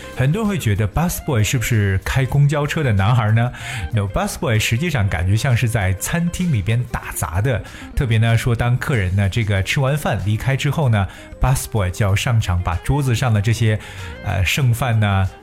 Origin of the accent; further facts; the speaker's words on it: China; 我们中国人常讲三百六十五行，行行出状元